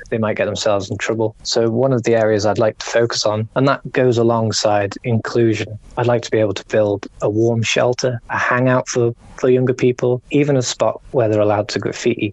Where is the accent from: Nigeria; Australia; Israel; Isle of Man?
Isle of Man; Ramsey; Ramsey's my hometown